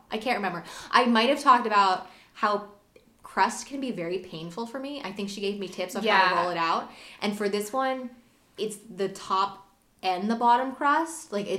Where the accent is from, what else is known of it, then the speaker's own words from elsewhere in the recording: Delaware, United States; since I was born in Delaware, it's kind of like Christmas in Delaware is either all I've ever known.